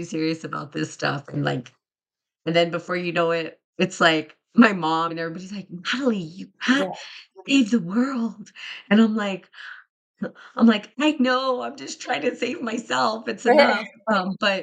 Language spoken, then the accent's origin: English; New Mexico, United States; I'm from New Mexico